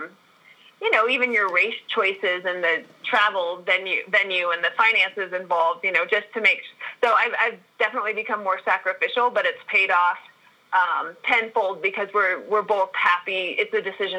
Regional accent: Park City, Utah, United States; also born or lived in Missouri; So I am from Utah and from Park City, and I'm currently sitting in Park City in the mountains right now.

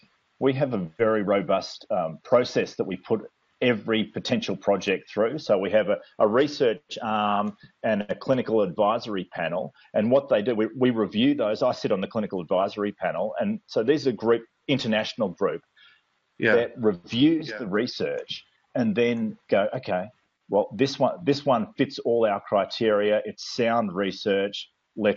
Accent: Australia; moved away as an adult; also born or lived in New Zealand; I'm actually originally Australian. I'm still Australian. And I moved to New Zealand to study chiropractic

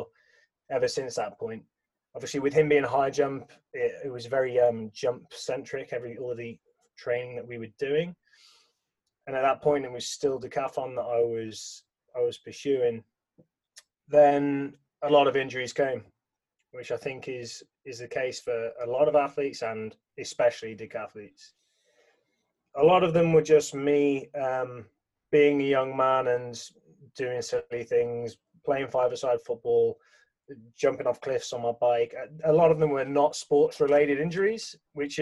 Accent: England, United Kingdom; growing up in England

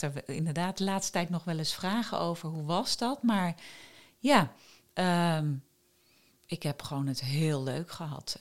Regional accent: Wageningen, Gelderland, Netherlands; also born or lived in Groningen; Ik ben in Wageningen opgegroeid. Ik ben in Groningen geboren.

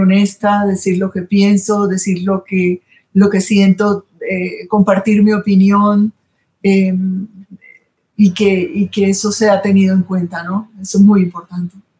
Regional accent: Colombian Caribbean coast, Colombia

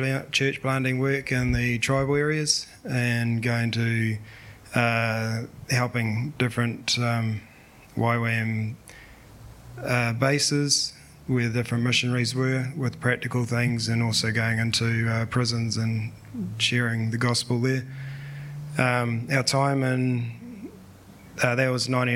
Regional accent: Te Awamutu, Waikato, New Zealand; I grew up in Te Awamutu area

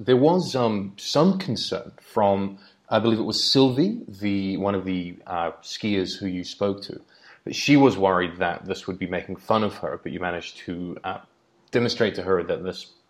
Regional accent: New Zealand; I'm from New Zealand

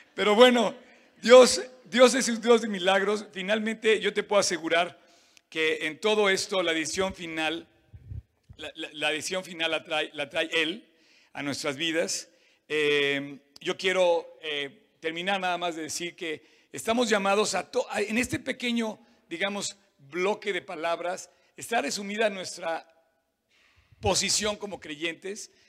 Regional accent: Cuautitlán, State of Mexico, Mexico; soy de Cuautitlán, la verdad

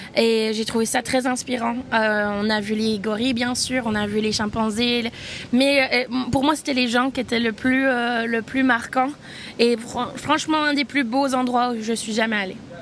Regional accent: Switzerland; Je suis suisse.

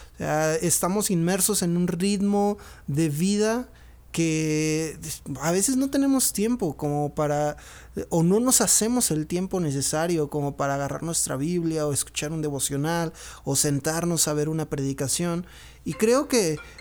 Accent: Monterrey, Nuevo León, Mexico; now in Pachuca, Mexico; soy originario de Monterrey, vivo en Pachuca Hidalgo

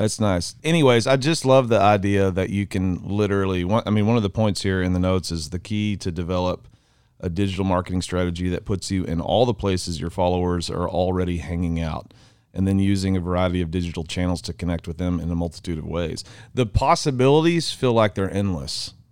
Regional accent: Mineral Wells, United States; We're from Mineral Wells, America

